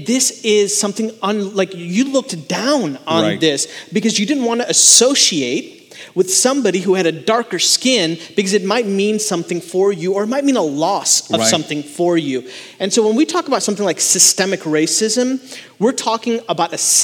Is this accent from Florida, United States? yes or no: no; Chicago, Illinois, United States; also born or lived in India; now in Charlotte, United States; I was born and raised in the Chicagoland area, but I went to go live in India for 2.5 years to live with my grandparents